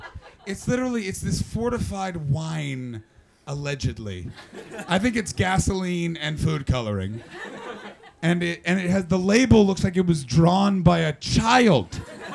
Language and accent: English; Canada; But it's vengeance for all of you coming up to me and going, are you from Canada, eh? We don't talk that way.